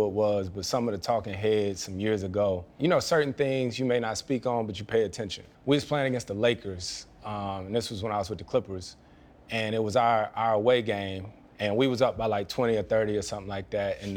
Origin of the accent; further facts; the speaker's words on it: Winston-Salem, North Carolina, United States; I grew up in Winston-Salem